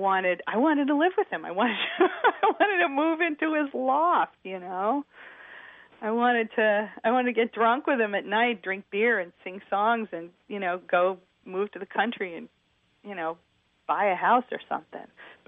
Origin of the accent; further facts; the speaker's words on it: New York, United States; Long Island. You know, I graduated from college, and I sold my horse, and I moved into this really scary neighborhood